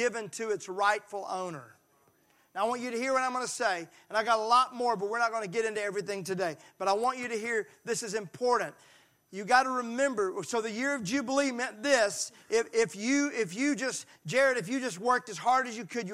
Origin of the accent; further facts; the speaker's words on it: Mississippi, United States; I'm from Mississippi and we don't learn a lot of Hebrew there